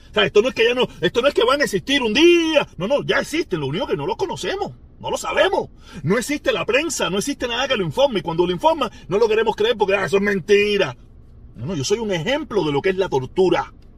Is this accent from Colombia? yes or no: no; Havana, Cuba; accent: habanero; soy habanero. Discúlpenme, soy habanero. Los habaneros equivocamos la S y las R y las L.